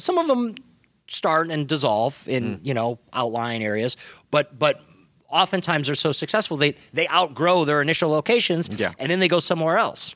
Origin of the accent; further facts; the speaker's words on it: Midwest, United States; now in Southern California, United States; we grew up in the Midwest and, and moved out to Southern California around the same time